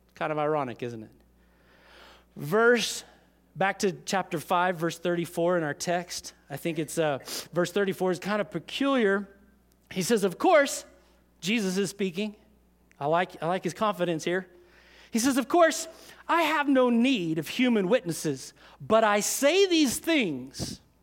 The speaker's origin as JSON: {"language": "English", "country": "United States", "tie": "born or raised there", "said": "we were raised in America, so, uh, most of us were raised in church"}